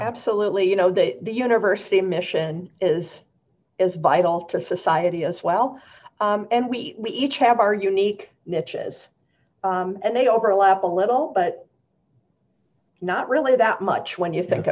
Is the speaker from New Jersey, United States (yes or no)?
no; Michigan, United States; now in Central Oregon, United States; I'm from Michigan originally